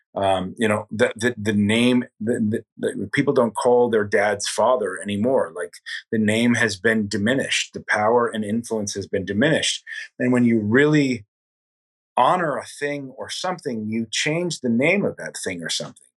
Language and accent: English; Delaware County, Catskill Mountains, New York, United States; now in New York City, United States; Delaware County, where I grew up, was the second poorest